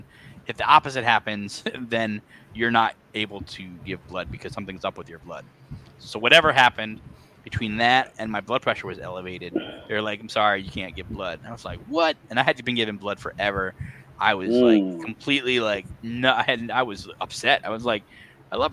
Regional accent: Connecticut, United States; moved away as an adult; also born or lived in Arizona; now in Kentucky, United States; I grew up in Connecticut, was there most of my life. And then I moved out to Arizona and then to Kentucky.

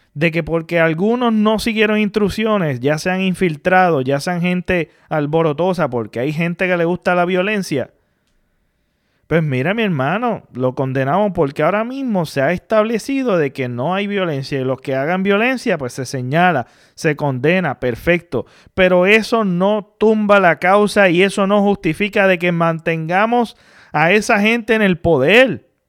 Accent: Puerto Rico; como puertorriqueño

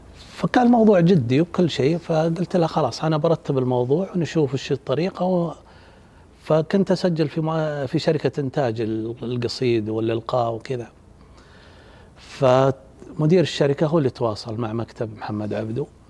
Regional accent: Saudi Arabia; عندنا بالسعودية

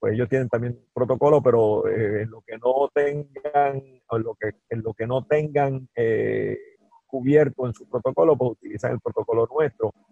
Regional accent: Guaynabo, Puerto Rico; que es mi pueblo natal, que se llama Guaynabo

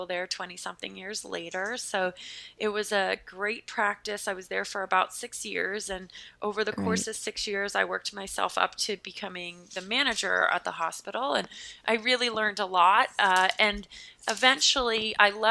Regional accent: Pennsylvania, United States; accent: American; now in Massachusetts, United States; I am from the state of Pennsylvania in the United States, which is below New York, but now I live north of New York in a state called Massachusetts.

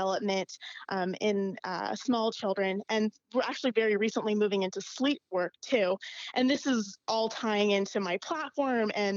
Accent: Yakima, Washington, United States; moved away as an adult; now in Maryland, United States; I grew up in a small town called Yakima, Washington

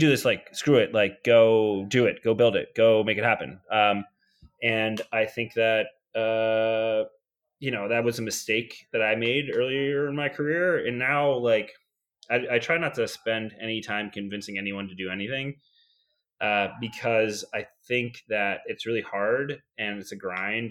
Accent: New York, United States; moved away as an adult; also born or lived in Georgia; born and raised in New York, right outside New York City

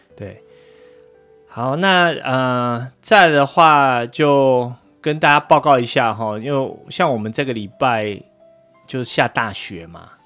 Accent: Taipei, Taiwan; accent: Chiayi accent; now in United States; 但是我是在台北长大的

